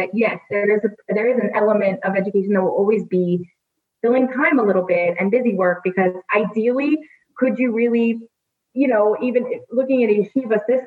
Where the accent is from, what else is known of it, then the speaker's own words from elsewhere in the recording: United States; being an American